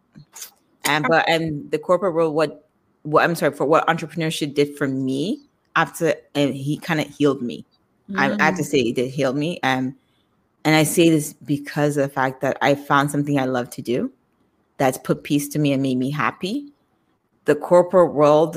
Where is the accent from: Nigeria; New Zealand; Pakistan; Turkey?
Nigeria; my background, I'm Nigerian.